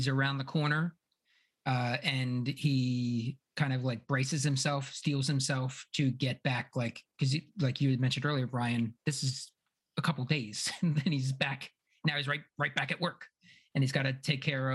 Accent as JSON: {"language": "English", "town": "Philadelphia", "region": "Pennsylvania", "country": "United States", "moved": "yes", "lives_now": "Indiana, United States", "said": "I come from Philly."}